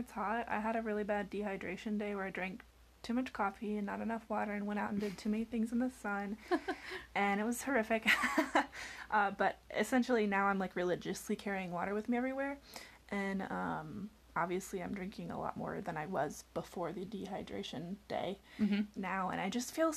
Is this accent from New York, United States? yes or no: no; Florida, United States; moved away; I'm from Florida originally, and growing up in Florida